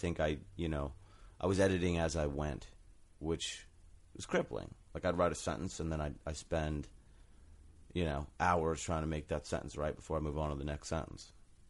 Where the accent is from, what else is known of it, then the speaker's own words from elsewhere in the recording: Oakdale, New York, United States; I'm from Long Island, {S0} all right. {S7} New York. All right. A town called Oakdale.